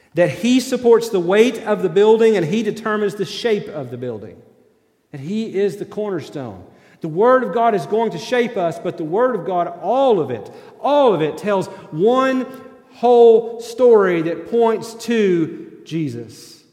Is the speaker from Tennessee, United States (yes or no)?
yes; East Tennessee, United States; moved away; also born or lived in Kentucky; I grew up in East Tennessee